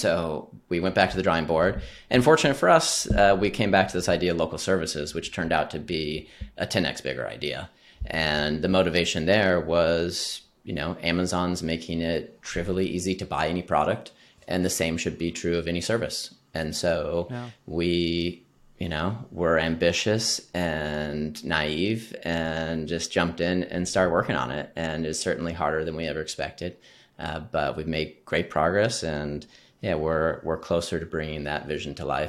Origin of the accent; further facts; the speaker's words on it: Midwest, United States; So I grew up in the Midwest like you, Jesse. Both my parents grew up on farms.